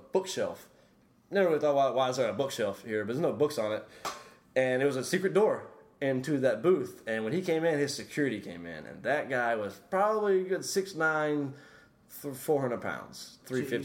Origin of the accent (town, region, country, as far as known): Louisiana, United States; born or raised there